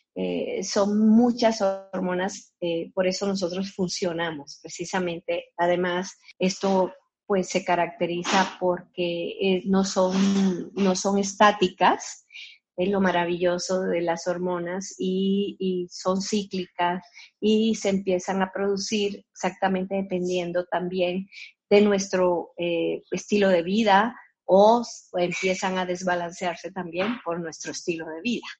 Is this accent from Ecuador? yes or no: no; Colombia; now in Guadalajara, Mexico; soy de Colombia, nacida en Colombia, pero ya tengo 40 años viviendo aquí en Guadalajara, México